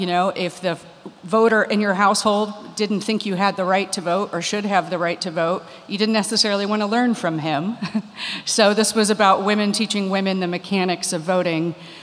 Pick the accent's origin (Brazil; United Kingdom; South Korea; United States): United States; Shelby, Ohio; I'm a proud daughter of Ohio. I grew up in Shelby.